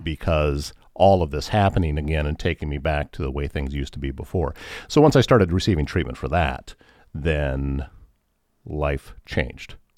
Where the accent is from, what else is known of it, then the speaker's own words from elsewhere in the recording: Northwest Iowa, United States; I grew up in Northwest Iowa